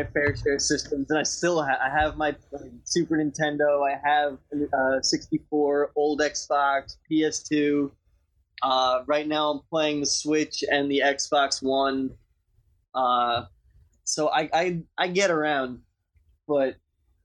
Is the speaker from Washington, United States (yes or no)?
no; Long Island, New York, United States; I'm from Long Island, New York